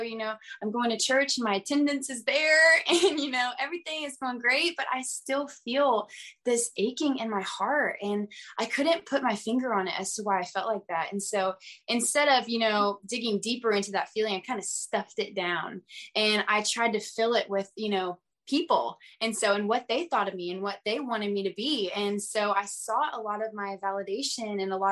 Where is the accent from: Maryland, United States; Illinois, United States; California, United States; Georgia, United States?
Georgia, United States; outside of Atlanta; I grew up outside of Atlanta, my whole life.